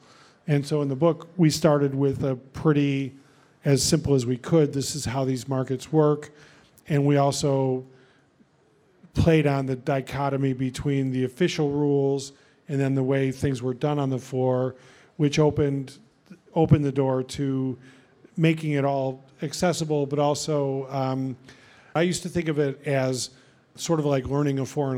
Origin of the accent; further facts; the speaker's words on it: Park Ridge, Illinois, United States; I grew up in Park Ridge.